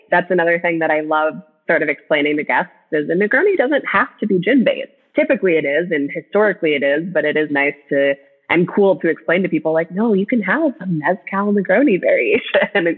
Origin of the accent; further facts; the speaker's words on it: Minnesota, United States; I grew up in Minnesota. I grew up in the Midwest